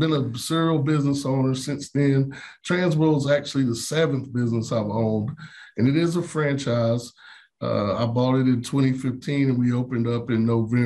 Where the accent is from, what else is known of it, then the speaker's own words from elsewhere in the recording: Wilkesboro, North Carolina, United States; also born or lived in Greensboro, North Carolina; now in Charlotte, United States; born and raised in Wilkesboro, North Carolina, small town, about 30 minutes from Boone